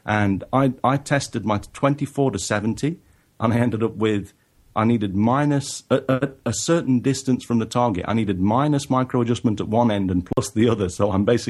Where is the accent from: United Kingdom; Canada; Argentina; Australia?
United Kingdom; England; even though I am originally from England.